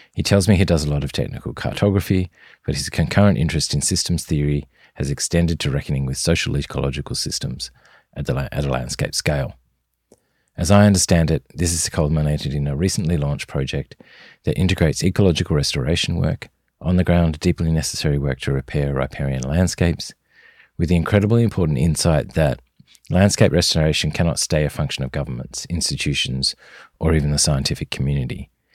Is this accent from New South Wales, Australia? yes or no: no; southern Tasmania, Australia; accent: Australian; As you might guess from my accent, I'm recording this on Australian soil. My home is a small hamlet in southern Tasmania, just south of the city of Hobart.